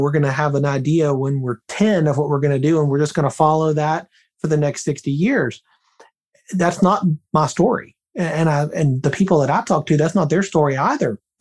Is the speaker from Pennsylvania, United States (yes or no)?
no; Birmingham, Alabama, United States; moved away; I'm originally from Birmingham, Alabama. I haven't lived there in a long time, but that's my hometown.